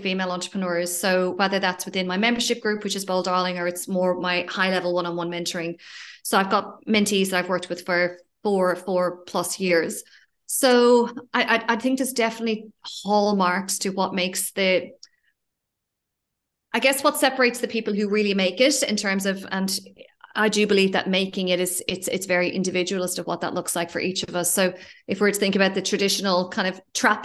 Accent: Ireland; moved away as an adult; also born or lived in Australia; now in Spain; I'm originally from Ireland and moved to Australia 14 years ago

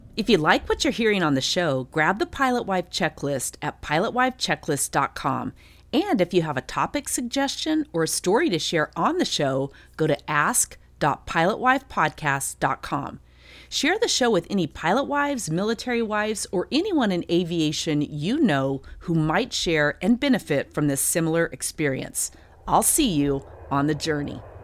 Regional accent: Durango, Colorado, United States; moved away; Durango, Colorado, my hometown

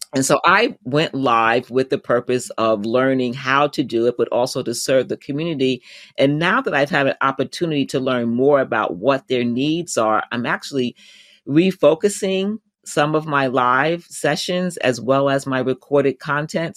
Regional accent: United States; my home country, the U.S.

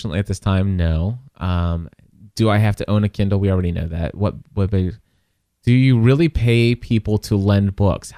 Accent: Kentucky, United States; I'm from Kentucky.

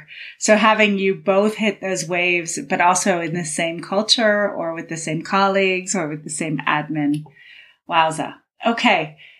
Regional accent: Cincinnati, Ohio, United States; moved away; growing up in Cincinnati, Ohio

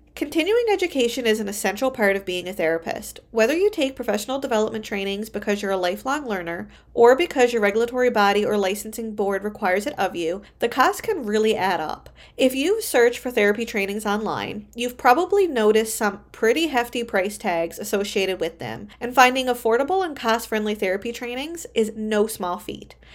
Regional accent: Canada; I am a Canadian social worker

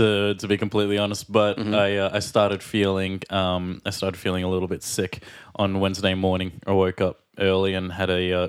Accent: Australia; And I'm … from Australia.

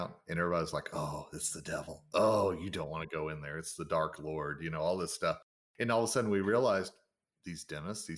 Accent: the South, United States; I'm a Southerner

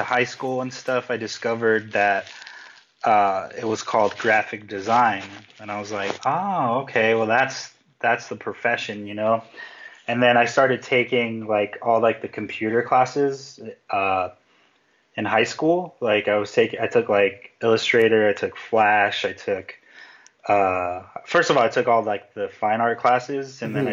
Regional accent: Compton, California, United States; I was born in Compton, California, which has a pretty a bad rep in pop culture and like hip hop and stuff

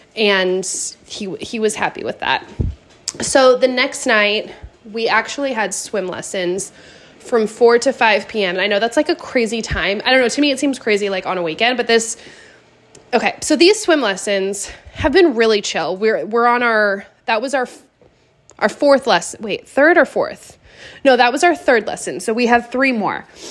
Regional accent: Pacific Northwest, United States; moved away; we are both from the Pacific Northwest

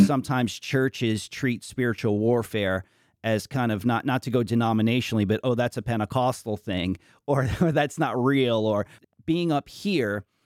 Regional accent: New York, United States; moved away; also born or lived in Washington, D.C.; I grew up in New York

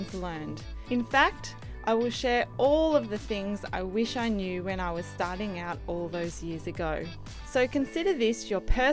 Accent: Jervis Bay, New South Wales, Australia; moved away as an adult; also born or lived in Camden, Sydney / Coogee, Sydney; So I grew up in Jervis Bay, New South Wales, on the south coast.

